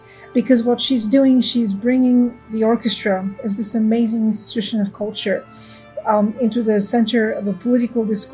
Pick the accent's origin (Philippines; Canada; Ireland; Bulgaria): Bulgaria; Sofia, Sofia City; moved away as an adult; now in Los Angeles, United States; I grew up in Sofia, Bulgaria